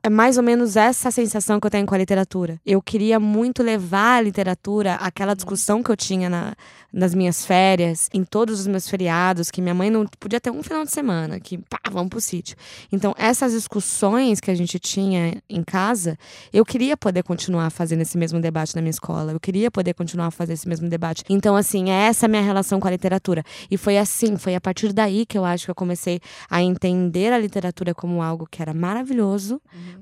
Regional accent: Brazil; Quando eu era pequena, eu cresci num sítio, né, em Serrinha da Lambari

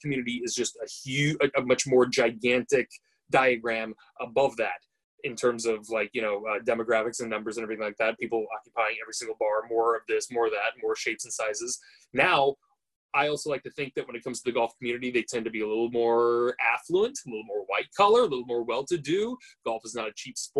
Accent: United States; also born or lived in Oregon; I'm an American living in America currently, and I'm in Oregon.

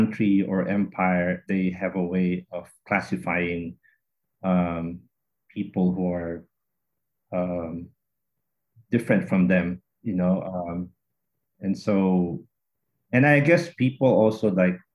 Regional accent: Philippines; Having been born and raised in the Philippines, as a Filipino with an ethnic Chinese background

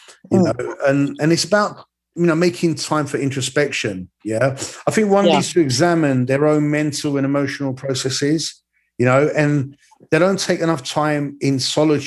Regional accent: London, United Kingdom; I was born in London, lived here all my life

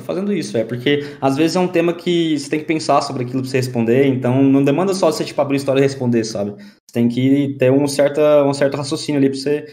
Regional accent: Goiânia, Goiás, Brazil; moved away as an adult; now in São Paulo, Brazil; eu sou de Goiânia

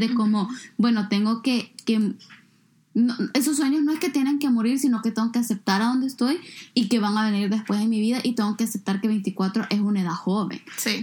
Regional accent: El Salvador; moved away; mi país

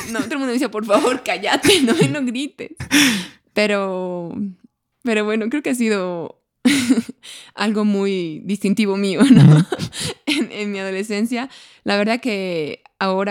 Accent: Bolivia; somos los bolivianos

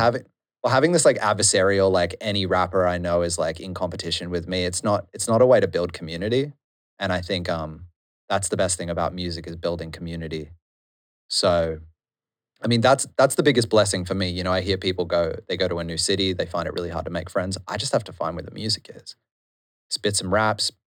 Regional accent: Noosa, Queensland, Australia; moved away as an adult; now in Melbourne, Australia; growing up in Noosa is boring and amazing at the same time

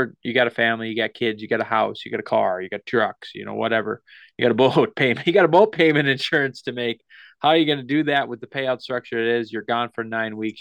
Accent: the North Midwest, United States; We're from the Midwest, the North Midwest, whatever, North Dakota, Minnesota

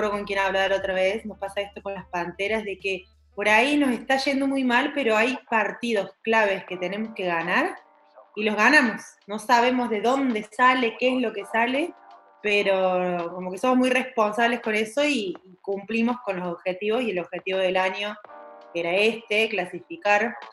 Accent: Argentina; Todas hicieron lo mismo, pero ustedes como Argentina, nosotros tenemos esto, de esto que estás hablando vos, ¿no?

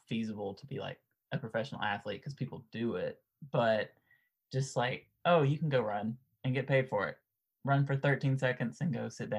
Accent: United States; But, you know, growing up in America, it's football, basketball, baseball.

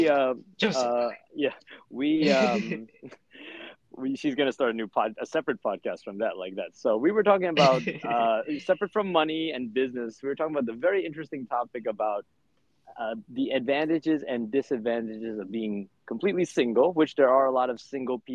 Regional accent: United States; I'm American

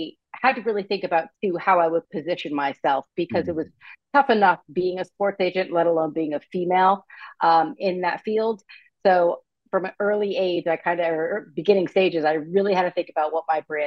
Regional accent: United States; also born or lived in Vermont; now in California, United States; I was born and raised on the East Coast, right outside New York City, to a huge Italian family

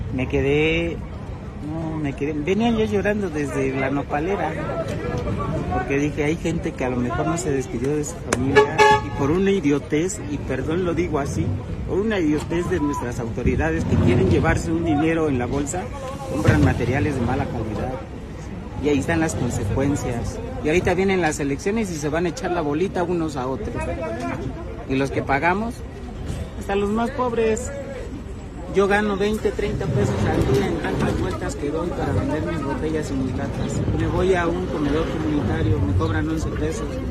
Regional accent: Tabasco, Mexico; moved away as an adult; now in Mexico City, Mexico; Yo no soy de aquí, yo soy tabasqueño, pero ya tengo más de 10 años aquí.

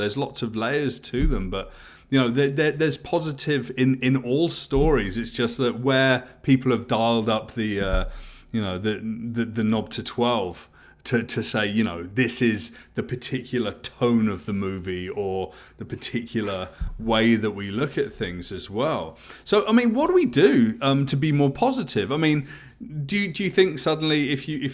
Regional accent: near Stonehenge, South West England, United Kingdom; I grew up in England where there's lots of things like that. You know, I grew up very close to Stonehenge

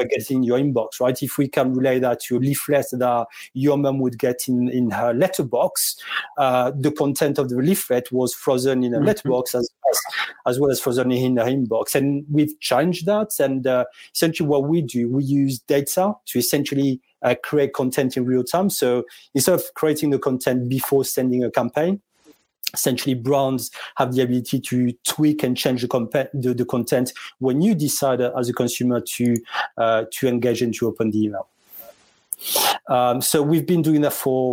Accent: south of France, France; moved away as an adult; also born or lived in London; now in Surrey, United Kingdom; Born and bred in France

